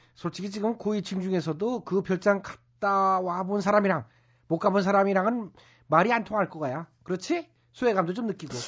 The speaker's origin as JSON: {"language": "Korean", "region": "Chungcheong", "country": "South Korea", "tie": "born or raised there", "said": "저도 좀 고향이 충청도인데"}